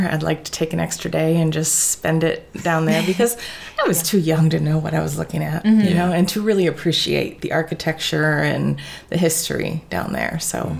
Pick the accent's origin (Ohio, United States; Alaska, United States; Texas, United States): Ohio, United States; Tiffin; also born or lived in Toledo, Ohio; I'm actually born and raised in Tiffin, Ohio.